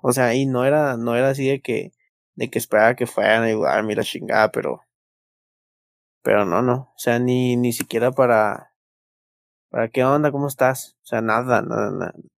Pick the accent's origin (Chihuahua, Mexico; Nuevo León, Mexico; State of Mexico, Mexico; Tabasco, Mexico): Chihuahua, Mexico; Hidalgo del Parral; now in Chihuahua, Mexico; para nosotros en Parral